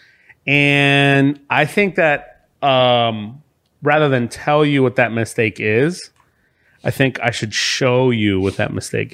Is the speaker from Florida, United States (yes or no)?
yes; Miami, Florida, United States; also born or lived in Venezuela; I'm from Miami and I was born in Venezuela